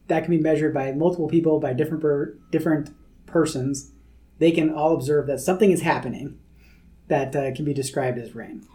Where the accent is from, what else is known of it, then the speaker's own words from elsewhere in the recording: California, United States; when I was a kid growing up in California, I loved the rain